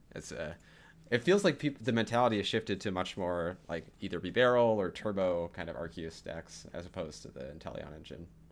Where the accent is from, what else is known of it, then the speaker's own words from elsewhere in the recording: Wisconsin, United States; I was in my home state of Wisconsin